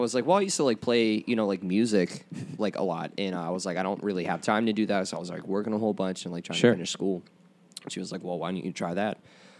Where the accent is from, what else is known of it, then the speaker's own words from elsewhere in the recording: Moon, Pennsylvania, United States; Me and Nick are from Moon.